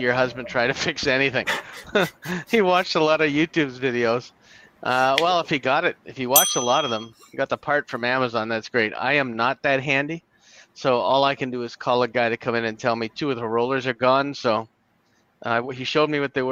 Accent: Canada; somebody in Canada

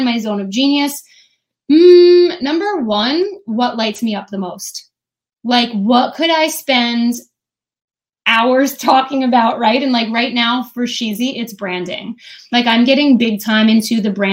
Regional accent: New Jersey, United States; I'm from New Jersey

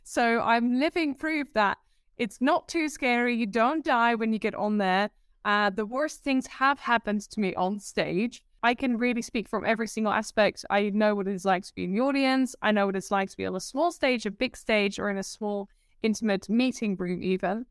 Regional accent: Netherlands; accent: Dutch; English is a second language; moved away as an adult; also born or lived in Amsterdam, Netherlands / Guildford, United Kingdom; now in United Kingdom; Born and raised in the Netherlands in a small town

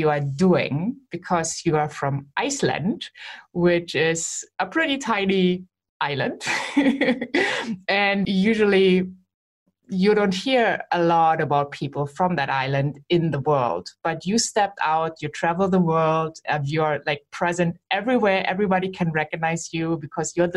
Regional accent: Germany; I am from Germany living in Germany

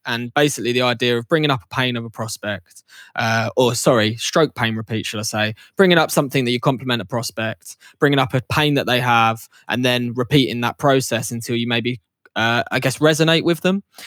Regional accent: Essex, East of England, United Kingdom; also born or lived in York; growing up in Essex, London had always been on the peripheral

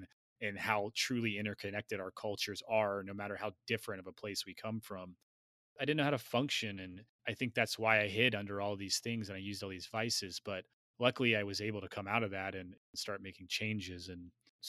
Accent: Tennessee, United States; He grew up in the same area that I grew up in Tennessee.

